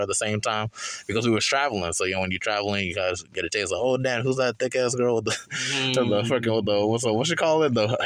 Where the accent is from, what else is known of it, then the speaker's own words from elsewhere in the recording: Liberia; I'm Liberian